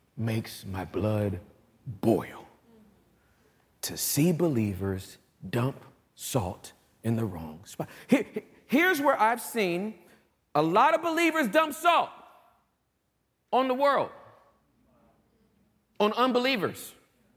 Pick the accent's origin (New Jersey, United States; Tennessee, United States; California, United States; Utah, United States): California, United States; I'm from California